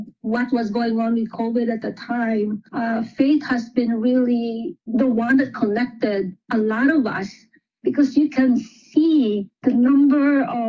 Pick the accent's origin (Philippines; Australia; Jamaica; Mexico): Philippines; now in United States; growing up in the Philippines, being raised as a Catholic.